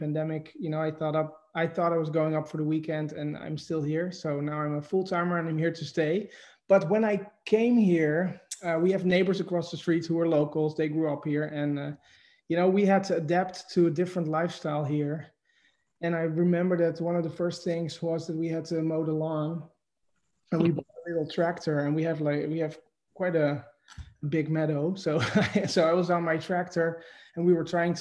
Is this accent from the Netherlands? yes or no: yes; Netherlands; accent: Dutch; also born or lived in New York City, United States; now in Catskill, United States; my accent is from Holland. So I'm from the Netherlands and I'm from the city.